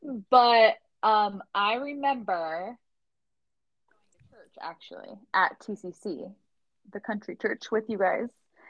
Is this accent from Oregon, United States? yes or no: yes; Oregon, United States; We're from Oregon. That's where we met.